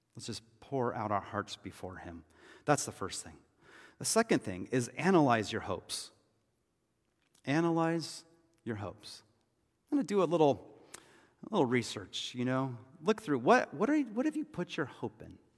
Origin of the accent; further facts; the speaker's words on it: United States; we as American Christians